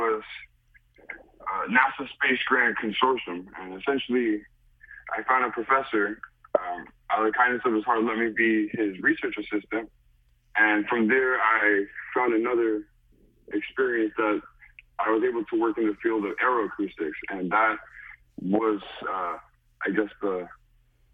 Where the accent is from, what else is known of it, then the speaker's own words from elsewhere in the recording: New York City, New York, United States; moved away as an adult; also born or lived in Hartford, Connecticut; I'm originally from the Bronx, New York